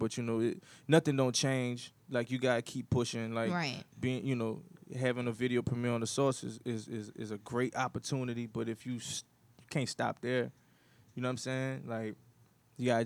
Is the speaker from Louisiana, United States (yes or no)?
yes; New Orleans, Louisiana, United States; I'm from the ghetto. Like I'm from the Ninth Ward of New Orleans.